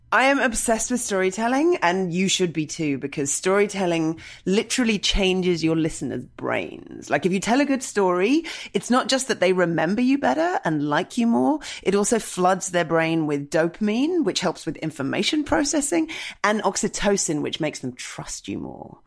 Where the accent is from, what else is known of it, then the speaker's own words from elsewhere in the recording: United Kingdom; as a British person, I've been taught to never have feelings.